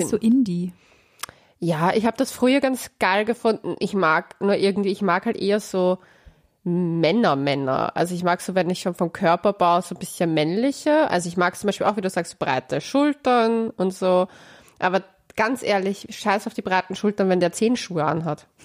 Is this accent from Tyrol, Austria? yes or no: no; Vienna, Austria; Hier möchte ich erwähnen, dass Leopoldau, glaube ich, in Wien liegt.